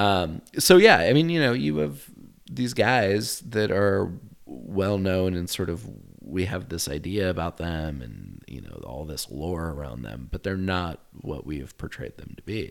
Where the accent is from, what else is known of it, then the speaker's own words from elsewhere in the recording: United States; being an American